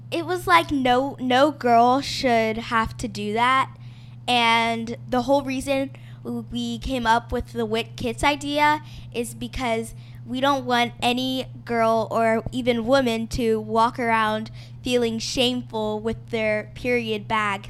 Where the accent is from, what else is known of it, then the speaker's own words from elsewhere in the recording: Miami, Florida, United States; now in Montgomery, United States; I was born in Miami, Florida, but I currently live in Montgomery, Alabama